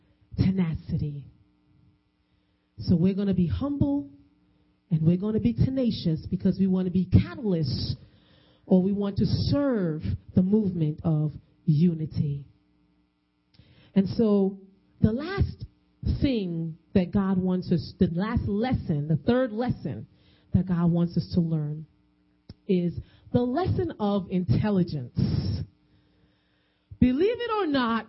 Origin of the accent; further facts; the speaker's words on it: New York, United States; I'm a Caucasian woman walking the streets and I'm from New York